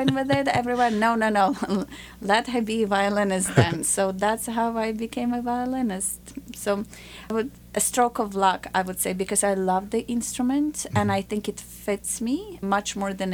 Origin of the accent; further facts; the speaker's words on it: Ukraine; now in United States; I grew up in a communist Ukraine, and the borders were closed